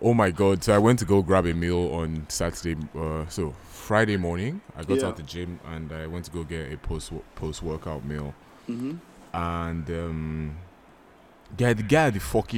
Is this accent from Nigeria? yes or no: yes; Nigeria; moved away; I'm from Nigeria. I'm going back to my country